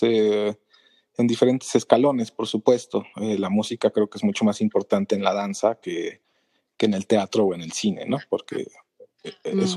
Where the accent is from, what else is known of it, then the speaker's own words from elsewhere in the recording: Mexico City, Mexico; soy de la Ciudad de México, en el país de México